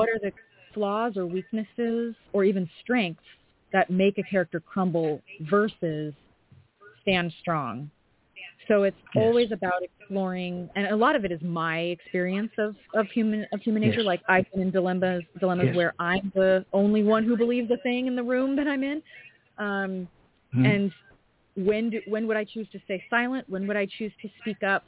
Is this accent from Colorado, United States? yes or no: yes; Colorado, United States; I'm from Colorado